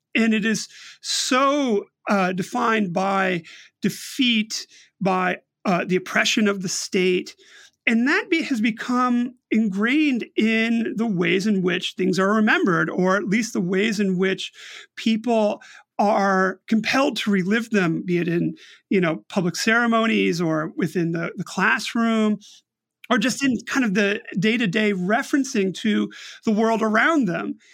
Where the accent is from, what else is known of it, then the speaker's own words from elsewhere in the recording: United States; speaking personally as an American